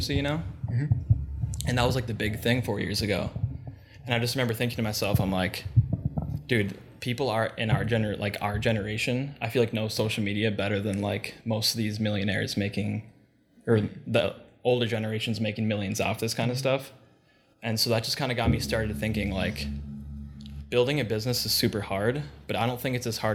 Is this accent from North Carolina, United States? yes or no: no; Plymouth, Minnesota, United States; also born or lived in Mankato, Minnesota; I grew up in Plymouth, went to Maple Grove High School